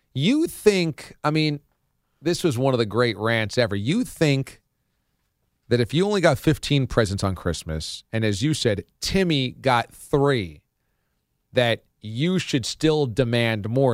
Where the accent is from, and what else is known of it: Warwick, United States; born or raised there; moved away